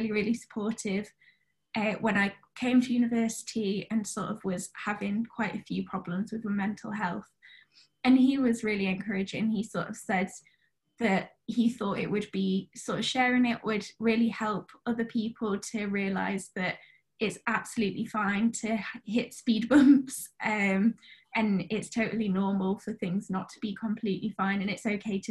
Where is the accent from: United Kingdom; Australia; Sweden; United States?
United Kingdom; Sheffield, Yorkshire and the Humber; moved away as an adult; now in Oxford, United Kingdom; I'm originally from Sheffield in the UK